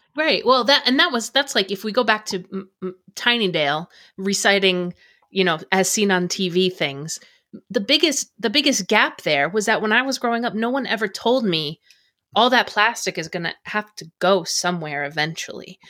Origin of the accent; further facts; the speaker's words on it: United States; I grew up in America.